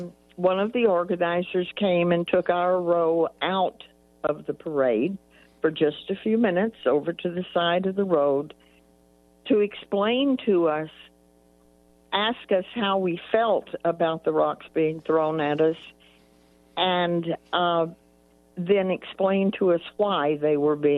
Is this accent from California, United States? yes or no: no; Fort Worth, Texas, United States; And life in Texas was much different than it is now.